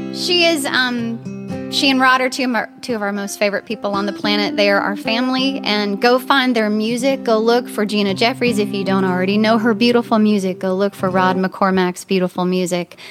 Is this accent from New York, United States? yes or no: no; Texas, United States; that's my home state